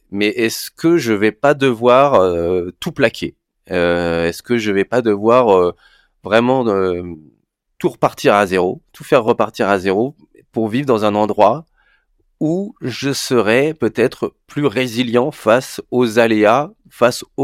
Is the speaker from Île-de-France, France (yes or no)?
yes; Paris, Île-de-France, France; comme je suis parisien, avant que les pommes de terre arrivent, dans mon frigo